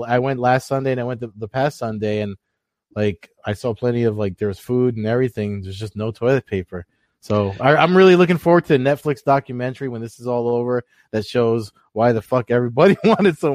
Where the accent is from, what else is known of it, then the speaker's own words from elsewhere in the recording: New Jersey, United States; I'm from Jersey